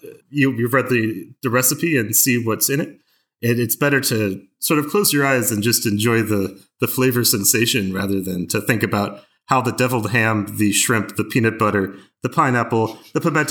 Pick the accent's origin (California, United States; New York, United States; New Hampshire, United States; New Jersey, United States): New Hampshire, United States; I grew up in the Northeast, in New Hampshire